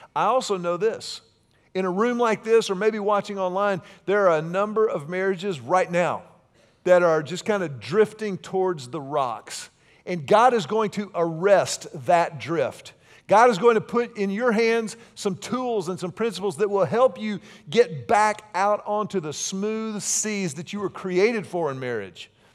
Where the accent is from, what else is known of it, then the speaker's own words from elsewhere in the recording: Houston, Texas, United States; I grew up in Houston, and so I grew up very close to the Texas Gulf Coast